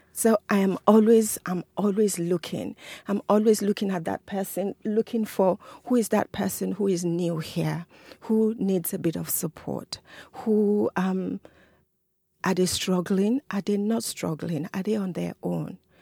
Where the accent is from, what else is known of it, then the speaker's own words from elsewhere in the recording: Nigeria; now in Rochester, United States; I'm an African, I'm a Nigerian